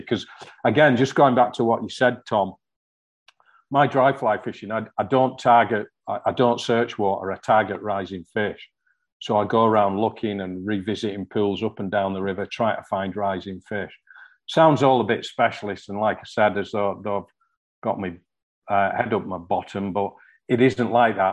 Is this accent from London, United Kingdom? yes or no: no; hometown near Newlands Beck, North West England, United Kingdom; the first stream I ever fished was one called Newlands Beck, just outside my hometown